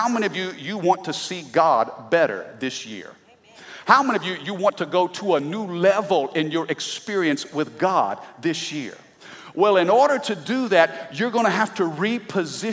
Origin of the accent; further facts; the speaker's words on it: Midwest, United States; I'm from the Midwest